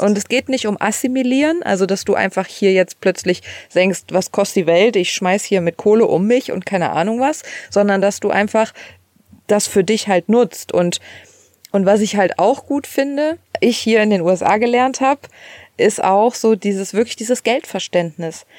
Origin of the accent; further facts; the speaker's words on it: Germany; moved away as an adult; now in United States; wir als Deutsche